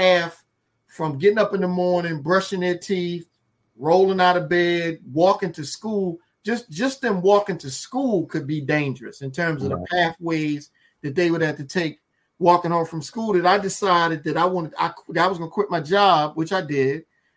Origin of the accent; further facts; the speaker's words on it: Baltimore, Maryland, United States; moved away as an adult; now in Washington, D.C., United States; I live in D.C., born and raised in Baltimore